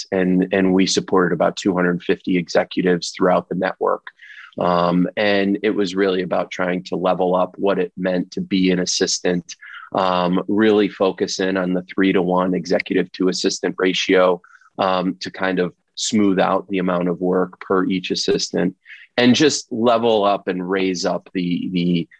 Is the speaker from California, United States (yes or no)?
no; Rochester, New York, United States; moved away as an adult; we decided to move back to my hometown. And we realized quickly that in a town like Rochester, New York